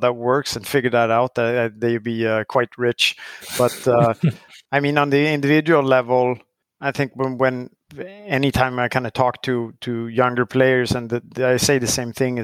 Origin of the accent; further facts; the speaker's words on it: Sweden; moved away as an adult; also born or lived in Chicago; growing up in Sweden